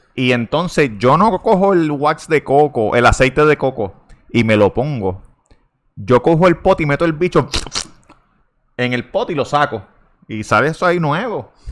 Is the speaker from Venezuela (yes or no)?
no; Puerto Rico; moved away as an adult; also born or lived in Vega Baja; yo soy de Puerto Rico